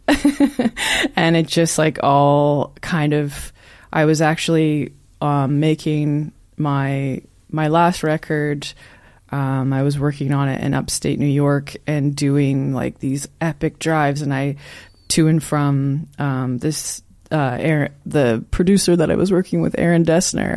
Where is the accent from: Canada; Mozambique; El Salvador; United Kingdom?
Canada; Newmarket, Ontario; also born or lived in Toronto / Prince Edward County; now in Belleville, Canada; I'm from Newmarket